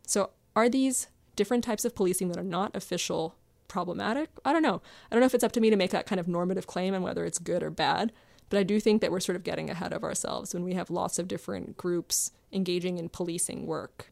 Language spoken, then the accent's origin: English; Maryland, United States; I grew up in Maryland